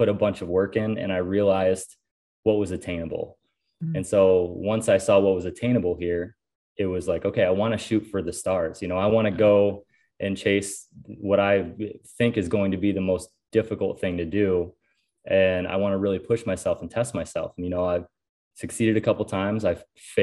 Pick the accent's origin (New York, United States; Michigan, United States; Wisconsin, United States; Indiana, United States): New York, United States; Western; moved away as an adult; now in Ohio, United States; I live in Ohio currently. I'm originally from Western New York